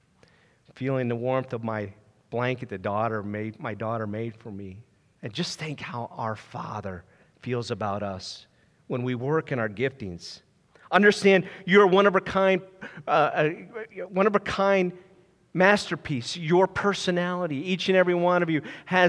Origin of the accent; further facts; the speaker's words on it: Ohio, United States; also born or lived in Lancaster, Pennsylvania; my parents at age 4, we moved out to Ohio, and I became a Buckeyes fan. And then I graduated from Jackson High School